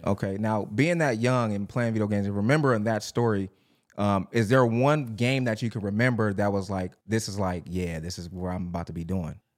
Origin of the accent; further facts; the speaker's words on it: Long Beach, California, United States; I grew up in Long Beach